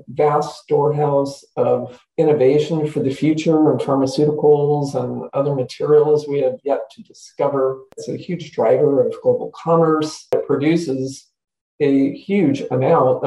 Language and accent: English; Santa Clara Valley, California, United States; I grew up in the Santa Clara Valley, what we now call the Silicon Valley